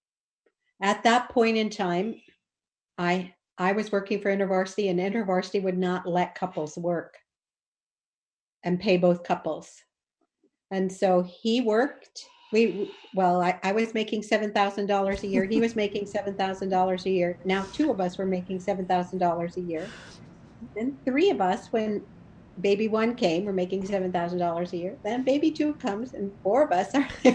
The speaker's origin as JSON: {"language": "English", "region": "Colorado", "country": "United States", "tie": "born or raised there", "also_born_or_lived": "New England / Chicago", "moved": "as an adult", "said": "I grew up in Colorado in a blue collar family"}